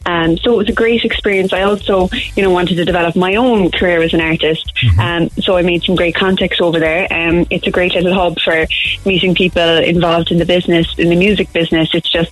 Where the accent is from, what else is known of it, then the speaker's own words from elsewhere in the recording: Cork, Munster, Ireland; From Montanati.